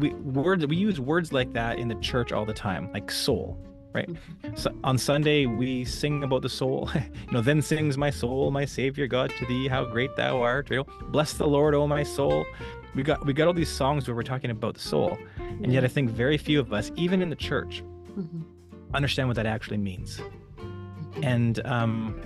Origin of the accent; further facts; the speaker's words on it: Western Canada, Canada; moved away as an adult; also born or lived in Alberta / British Columbia; now in Mountain View, United States; So I'm originally from Canada, born and raised. In the western part of Canada, the provinces of both Alberta and British Columbia.